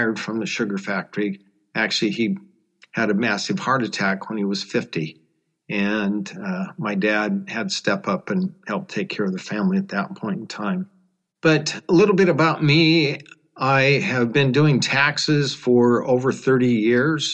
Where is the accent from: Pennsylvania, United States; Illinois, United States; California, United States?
California, United States; Sacramento; I was born and raised here in Sacramento, California